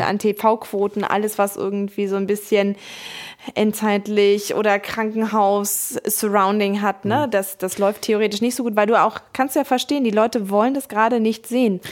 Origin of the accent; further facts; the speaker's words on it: Hamburg, Germany; Ich komme aus Hamburg